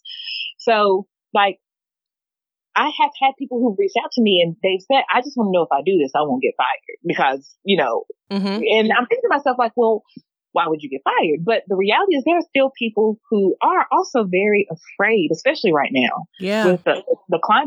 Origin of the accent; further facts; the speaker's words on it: the South, United States; I love being from the South